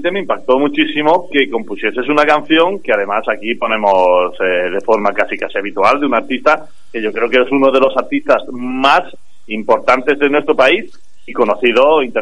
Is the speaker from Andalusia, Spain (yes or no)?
yes; Granada, Andalusia, Spain